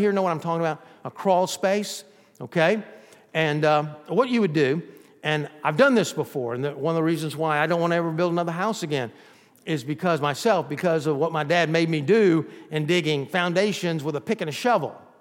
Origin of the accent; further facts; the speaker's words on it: Georgia, United States; also born or lived in Texas; now in Florida, United States; We were raised in Georgia